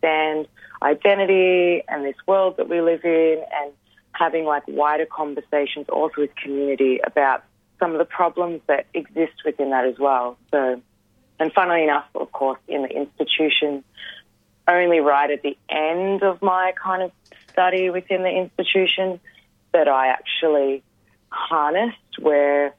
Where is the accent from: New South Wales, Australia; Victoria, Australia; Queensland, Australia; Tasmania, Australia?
Victoria, Australia; Geelong; I grew up in Wathaurong country, more commonly known as Geelong